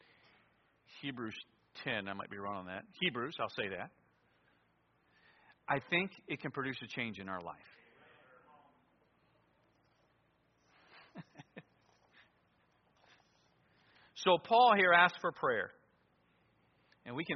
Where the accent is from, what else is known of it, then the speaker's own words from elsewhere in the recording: near Lodi, Ohio, United States; an independent fundamental Baptist church near my hometown. I was in Lodi, Ohio at Victory Baptist Church